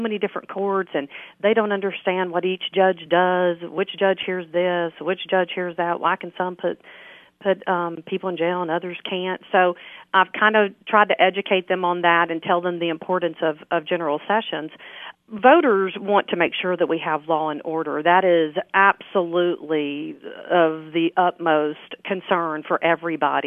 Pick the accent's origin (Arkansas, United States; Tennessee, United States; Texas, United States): Tennessee, United States; Overton; moved away; I'm originally from Overton, and when I moved back here in 2008